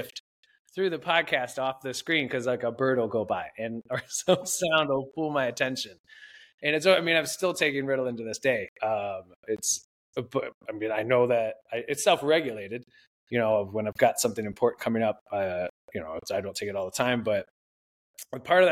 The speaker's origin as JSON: {"language": "English", "town": "Toledo", "region": "Ohio", "country": "United States", "tie": "born or raised there", "moved": "as an adult", "said": "I grew up in Toledo, Ohio, a family of 5."}